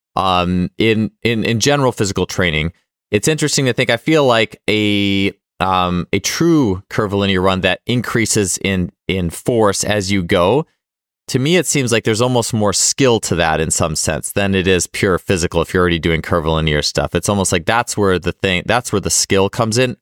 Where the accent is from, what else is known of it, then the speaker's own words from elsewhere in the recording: Milwaukee, Wisconsin, United States; I was growing up in Milwaukee